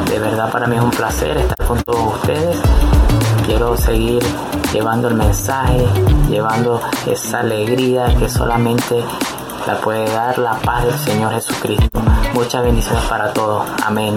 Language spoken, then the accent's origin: Spanish; Venezuela; soy de Venezuela